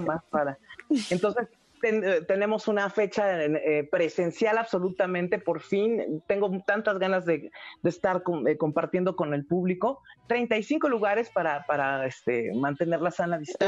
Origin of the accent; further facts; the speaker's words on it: Mexico; como buenas mexicanas